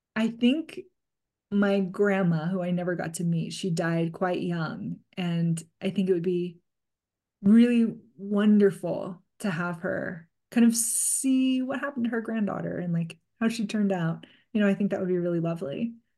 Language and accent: English; California, United States; growing up in California